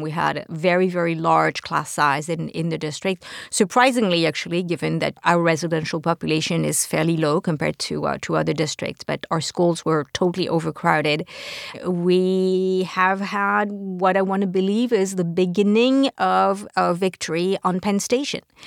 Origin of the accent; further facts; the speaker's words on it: France; now in New York City, United States; I'm from France originally